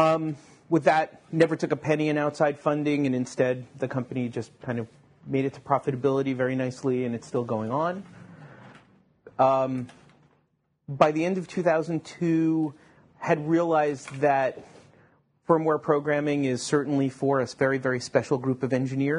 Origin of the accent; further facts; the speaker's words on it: Long Island, New York, United States; also born or lived in Japan; now in Silicon Valley, United States; I grew up in Long Island, or Long Island.